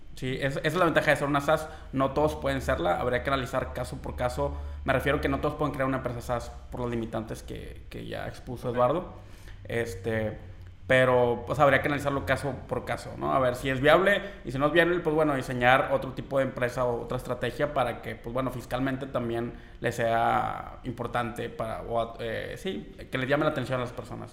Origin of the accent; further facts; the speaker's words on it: Mexico; nosotros como mexicanos